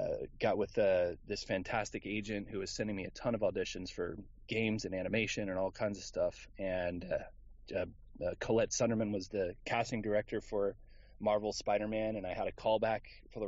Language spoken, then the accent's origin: English; Houston, Texas, United States; I was a theater kid growing up in Houston, Texas